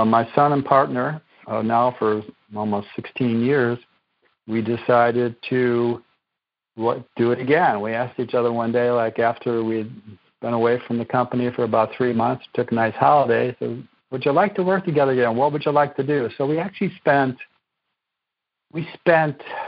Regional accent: Chicago, Illinois, United States; moved away as an adult; also born or lived in East Coast; I grew up on the west side of Chicago many years ago, and still an Illinois boy

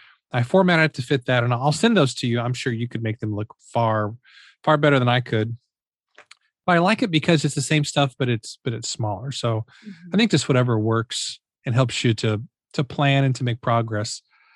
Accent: Midwest, United States; And, you know, since we're both from the Midwest, you know, we're recording this beginning of July.

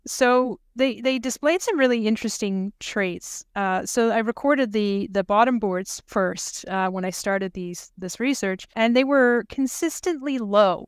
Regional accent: Canada; moved away as an adult; now in Norway; I was raised in Canada, but I've been working on honeybees in, in Europe exclusively

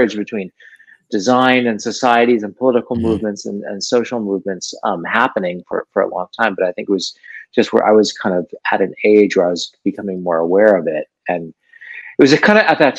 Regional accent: Los Angeles, California, United States; Born and raised in Los Angeles

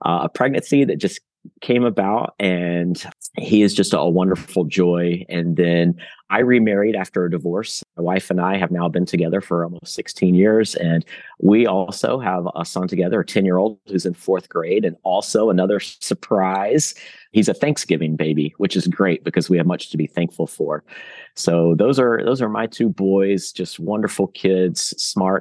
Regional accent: Roanoke, Virginia, United States; now in Jacksonville, United States; I was born in Roanoke at Roanoke Memorial Hospital. My family is from Roanoke

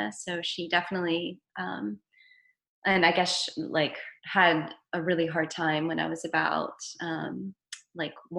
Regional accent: Los Angeles, California, United States; I was born in the San Fernando Valley in Los Angeles

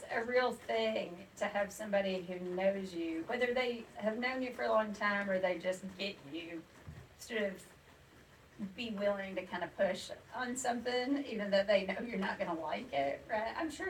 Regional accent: Kentucky, United States; moved away as an adult; also born or lived in Tennessee; I was in school at Vanderbilt and she found out I was from Kentucky

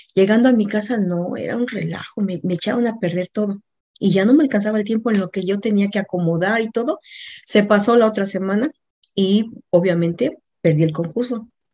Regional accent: Mexico; moved away as an adult; also born or lived in Mexico City, Mexico; now in Atlanta, United States; mexicana, vivo en Atlanta, Georgia

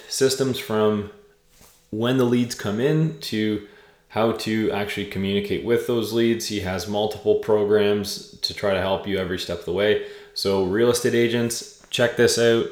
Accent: Southern Ontario, Canada; we grew up in a very similar scene, both growing up in Southern Ontario.

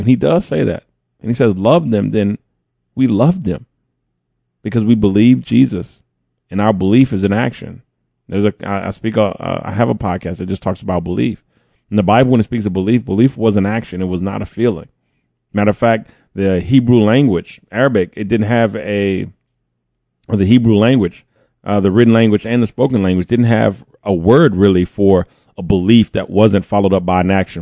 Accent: United States; I'm an American.

